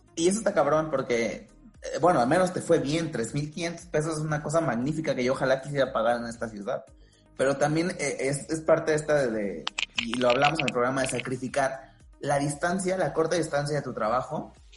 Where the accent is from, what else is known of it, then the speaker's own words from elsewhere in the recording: Veracruz, Mexico; moved away as an adult; now in Mexico City, Mexico; yo soy de Veracruz, pero de, otra región